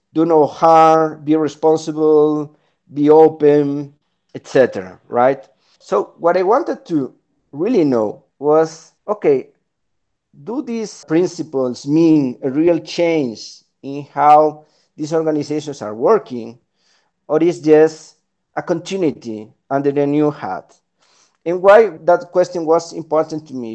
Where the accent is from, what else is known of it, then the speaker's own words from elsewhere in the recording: Spain; moved away as an adult; also born or lived in Chile / Peru / Colombia / Washington, D.C.; now in Bogota, Colombia; I'm originally from Spain, but I've been living in, in the Americas for the last 12 years.